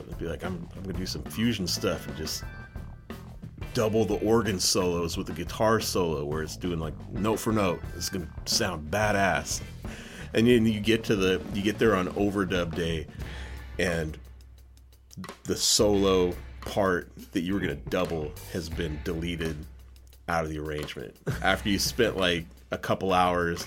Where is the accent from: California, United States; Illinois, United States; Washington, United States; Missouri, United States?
Washington, United States; Seattle; I was born and raised in Seattle. Grew up in the Seattle area